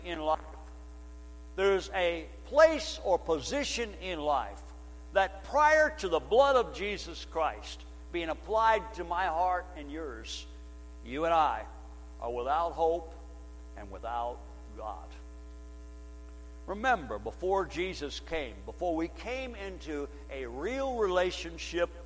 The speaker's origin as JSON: {"language": "English", "country": "United States", "said": "we're Americans"}